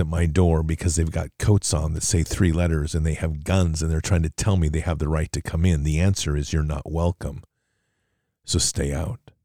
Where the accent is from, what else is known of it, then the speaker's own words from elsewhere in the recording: United States; as an American patriot